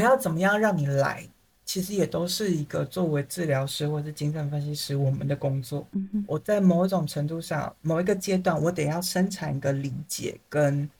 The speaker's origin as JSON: {"language": "Chinese", "country": "Taiwan", "said": "我就是一个台湾人"}